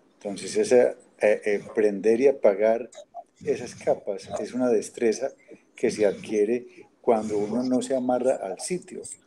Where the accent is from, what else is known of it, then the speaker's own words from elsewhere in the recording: Manizales, Caldas, Colombia; moved away as an adult; also born or lived in Colombian coast; nací en Manizales y allá viví muchos años hasta que me fui del país a estudiar por fuera